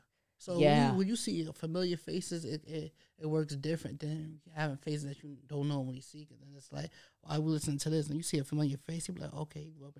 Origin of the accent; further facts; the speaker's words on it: New York City, New York, United States; I'm an artist from Harlem.